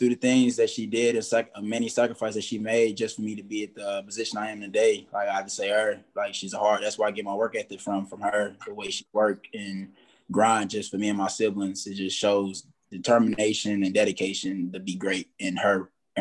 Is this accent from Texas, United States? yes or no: no; Louisiana, United States; I'm from Louisiana